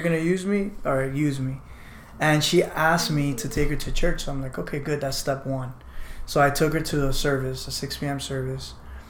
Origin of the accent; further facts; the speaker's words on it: Barranquilla, Atlántico, Colombia; No, I'm a family friend. I'm from Barranquilla.